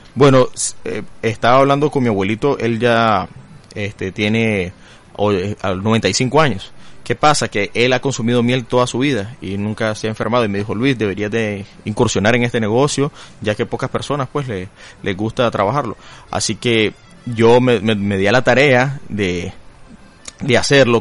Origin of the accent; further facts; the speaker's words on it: Matagalpa, Nicaragua; soy de Matagalpa